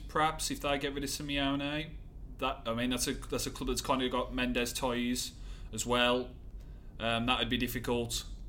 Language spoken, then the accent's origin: English; Willenhall, West Midlands, United Kingdom; also born or lived in Wolverhampton; Willenhall, New Invention, was where I kind of grew up. And, yeah, just living in Wolverhampton there.